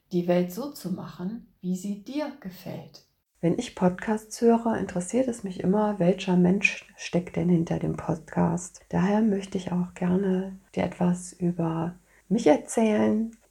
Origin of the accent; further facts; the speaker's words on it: Cologne, North Rhine-Westphalia, Germany; Da ich aber gebürtige Kölnerin bin und typische Rheinländerin bin ich, habe den